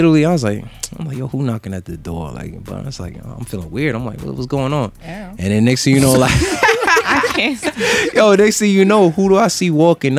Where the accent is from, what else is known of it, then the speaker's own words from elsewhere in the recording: New York, United States; I'm not originally from Jamaica. {S6} Right. {S12} Like, I'm from New York. But, you know, growing up in a household, like, all you heard was Patois all the time.